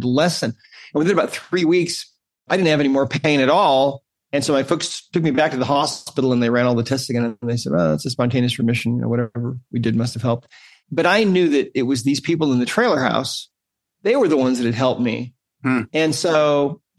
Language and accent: English; Great Falls, Montana, United States; I grew up in Great Falls, Montana